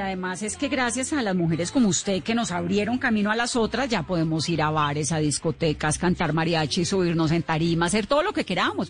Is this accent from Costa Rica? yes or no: no; Cali, Valle del Cauca, Colombia; yo soy caleña